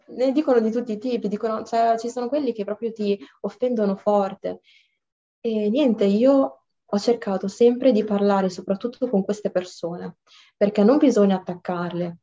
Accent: Italy; io sono originaria dal Marocco però sono nata e cresciuta qua

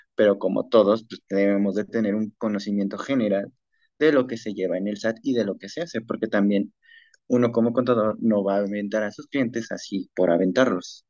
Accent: Mexico; also born or lived in Mexico City; nosotros como mexicanos

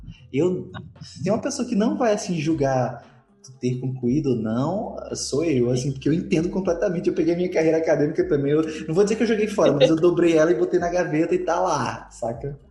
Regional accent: Northeast Region, Brazil; eu já sou do Nordeste

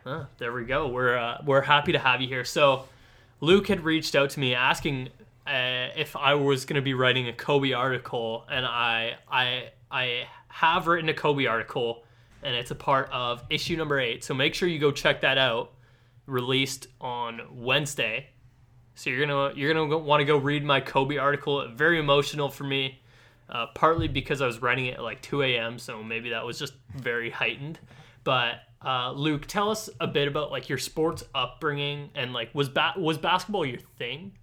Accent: Ladner, British Columbia, Canada; I'm from Ladner

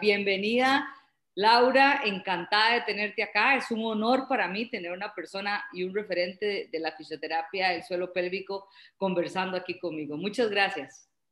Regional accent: Costa Rica; en Costa Rica tenemos bastantes

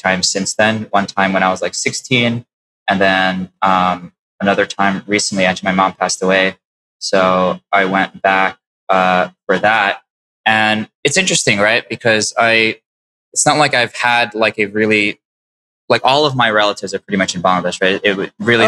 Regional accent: New York City, New York, United States; also born or lived in Long Island; I grew up in Queens

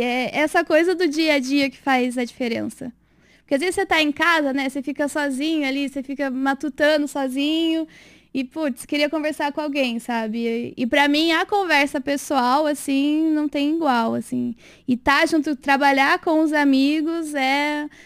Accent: Rio Claro, São Paulo, Brazil; moved away as an adult; also born or lived in Pelotas, Brazil; now in Sorocaba, Brazil; eu sou do interior de São Paulo, né? Sou de Rio Claro

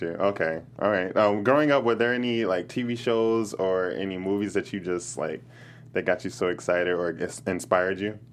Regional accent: Chicago, Illinois, United States; I'm from Chicago

